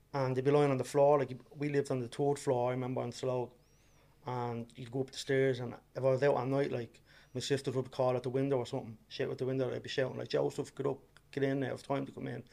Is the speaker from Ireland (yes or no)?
yes; Dublin, Leinster, Ireland; I am originally from Ballymun, and then uh, Dublin. And yeah, I was born and bred there